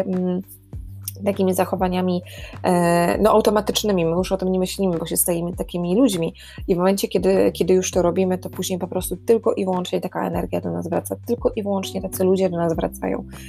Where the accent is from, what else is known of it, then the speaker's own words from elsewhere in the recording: Warsaw, Masovian Voivodeship, Poland; moved away as an adult; now in Ireland; ja jestem z Warszawy